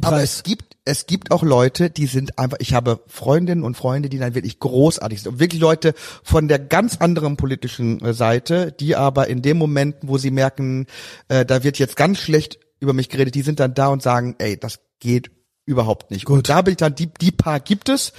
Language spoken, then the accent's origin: German; Emsland, Lower Saxony, Germany; moved away; also born or lived in Cologne; bei uns im Emsland